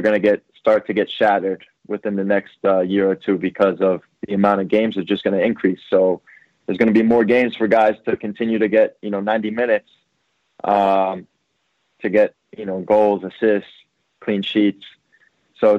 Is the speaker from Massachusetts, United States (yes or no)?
no; New Jersey, United States; I played with his younger brother growing up in Jersey.